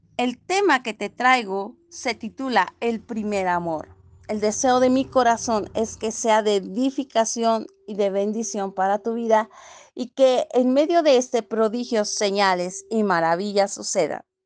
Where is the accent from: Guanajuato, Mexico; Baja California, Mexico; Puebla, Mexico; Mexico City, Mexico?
Guanajuato, Mexico; Cortázar; soy de Cortázar, Guanajuato, México.